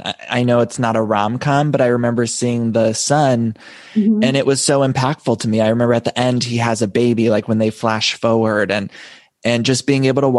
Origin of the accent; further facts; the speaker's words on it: Ohio, United States; I'm from Ohio.